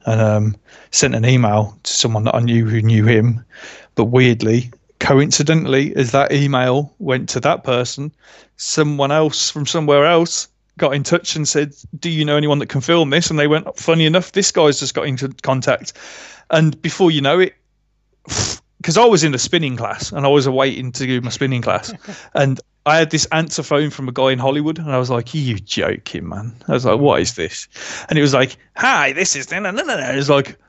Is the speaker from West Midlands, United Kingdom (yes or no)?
yes; Birmingham, West Midlands, United Kingdom; I'm from Birmingham, so I get, you know, my speech is rubbish.